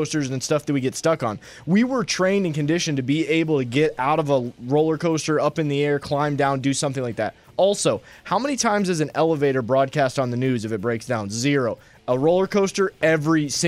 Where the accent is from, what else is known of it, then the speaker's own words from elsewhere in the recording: the North, United States; I'm from the North. I'm an alpha male, a Yankee.